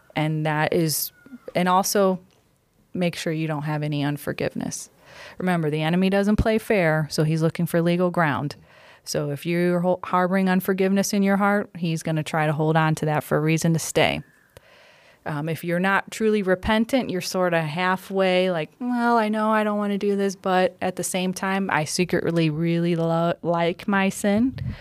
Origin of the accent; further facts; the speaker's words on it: Cleveland, Ohio, United States; I'm, I'm born and, born and raised Cleveland native